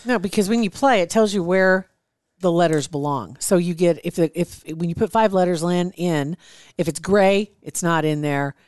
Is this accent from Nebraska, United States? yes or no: yes; Ashland, Nebraska, United States; I'm from Ashland.